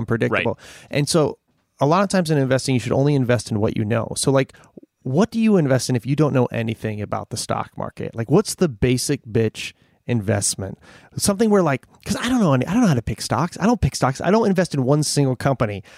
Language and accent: English; Scranton, Pennsylvania, United States; now in Los Angeles, United States; I grew up in Scranton